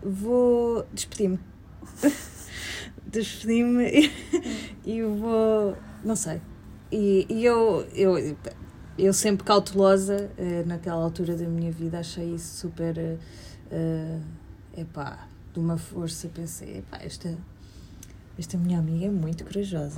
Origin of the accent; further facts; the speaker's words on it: Portugal; moved away; nos primeiros anos que imigrei e voltava hum. a Portugal